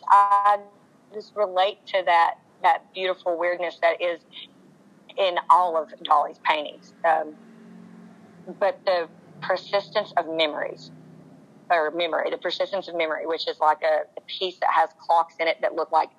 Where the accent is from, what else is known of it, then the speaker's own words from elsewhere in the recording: Asheville, North Carolina, United States; I grew up in Asheville. So, if you don't know about Asheville, North Carolina, it's a very artsy town.